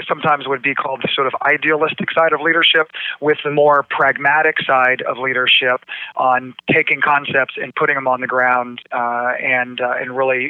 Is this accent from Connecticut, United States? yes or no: yes; Greenwich, Connecticut, United States; moved away as an adult; now in Dallas, United States; I grew up in Greenwich, Connecticut, about 45 minutes outside of New York City.